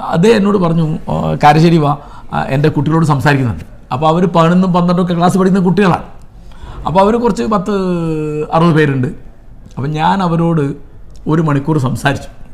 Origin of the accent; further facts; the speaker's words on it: India; ഞങ്ങൾ ഇന്ത്യക്കാർ